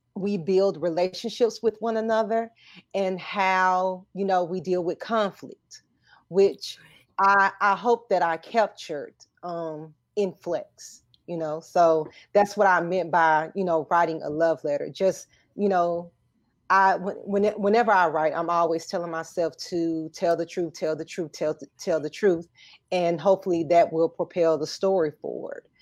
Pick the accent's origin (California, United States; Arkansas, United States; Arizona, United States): Arkansas, United States; I'm from Arkansas